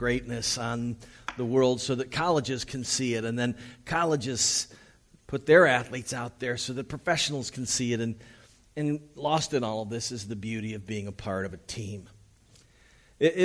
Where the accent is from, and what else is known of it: United States; also born or lived in Los Angeles